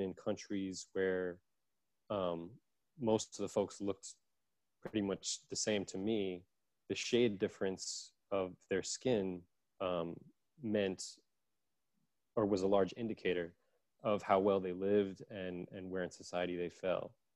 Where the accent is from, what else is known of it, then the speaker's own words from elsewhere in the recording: New York City, New York, United States; I grew up in Brooklyn